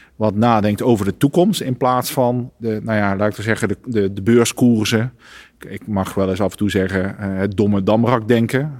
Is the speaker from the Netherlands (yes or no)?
yes; North Brabant, Netherlands; ik ben ook Brabander